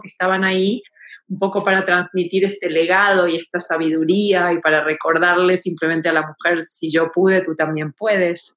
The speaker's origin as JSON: {"language": "Spanish", "country": "Argentina", "moved": "as an adult", "lives_now": "Mexico City, Mexico", "said": "yo soy argentina y vivo en la Ciudad de México hace 21 años"}